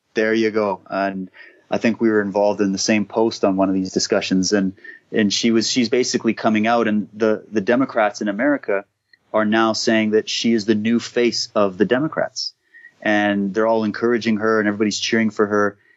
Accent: Canada; I'm Canadian

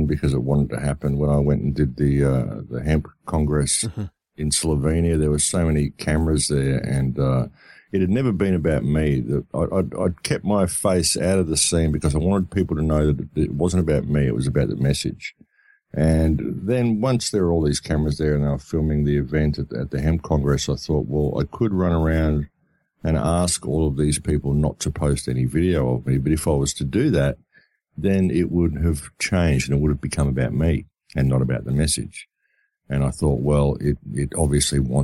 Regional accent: Australia; I come from Australia

